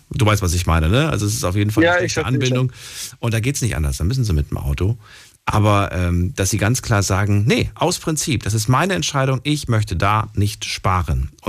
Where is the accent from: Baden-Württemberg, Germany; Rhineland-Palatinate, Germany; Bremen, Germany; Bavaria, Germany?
Baden-Württemberg, Germany; Eberbach; also born or lived in Romania